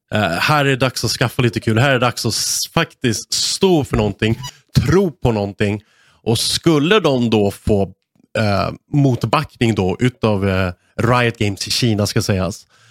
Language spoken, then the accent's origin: Swedish; Sweden; som svensk